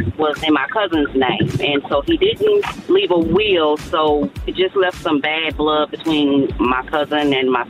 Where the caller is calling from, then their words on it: Little Rock, Arkansas, United States; I'm calling from Little Rock, Arkansas.